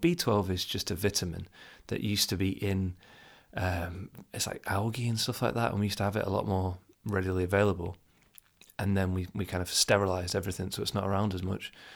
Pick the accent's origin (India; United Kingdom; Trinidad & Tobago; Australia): United Kingdom; being from the U K, I'm not from Asia